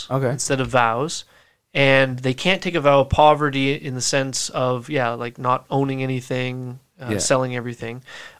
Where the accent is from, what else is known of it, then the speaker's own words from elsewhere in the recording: Yarmouth, Nova Scotia, Canada; also born or lived in Fredericton, New Brunswick; Well, actually born in Fredericton, New Brunswick, but moved here to Yarmouth with my family when I was 4. So this is where I call home. This is where I grew up, graduated from high school.